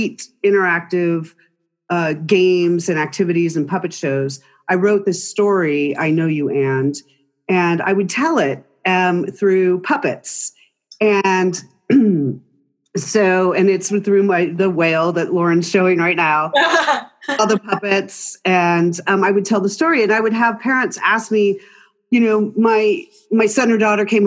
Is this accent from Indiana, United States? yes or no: no; California, United States; now in Utah, United States; Born and raised in California